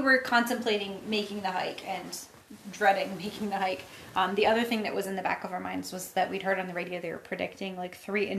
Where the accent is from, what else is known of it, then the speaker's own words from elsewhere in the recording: New England, United States; because we come from New England, like, we're used to seeing, like, dunes on the beach.